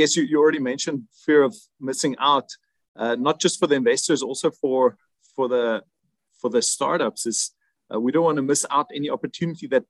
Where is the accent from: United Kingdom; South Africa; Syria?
South Africa; now in Germany; I'm originally from South Africa